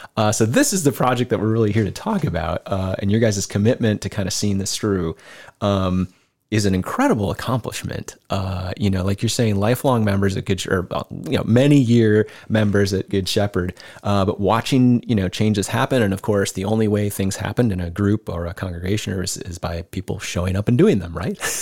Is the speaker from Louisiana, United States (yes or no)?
no; Decorah, Iowa, United States; side of Decorah. I grew up on North Street as a kid until my folks moved just up out of town.